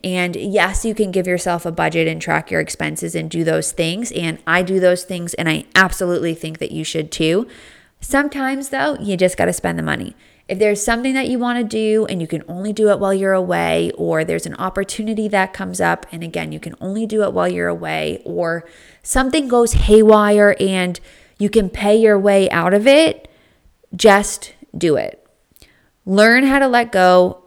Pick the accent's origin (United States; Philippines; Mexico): United States; East Coast; I grew up on the East Coast